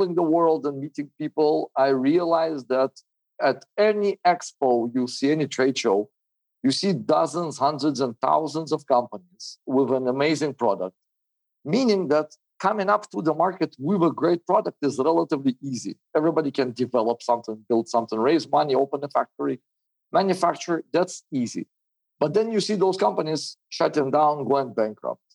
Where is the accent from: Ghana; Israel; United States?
Israel; also born or lived in Soviet Union; I was born in the Soviet Union in 1981, moved to Israel in the 90s